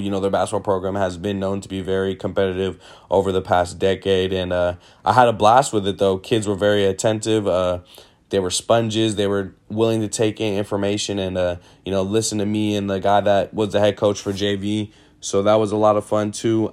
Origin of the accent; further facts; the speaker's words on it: Sacramento, California, United States; born and raised in Sacramento, California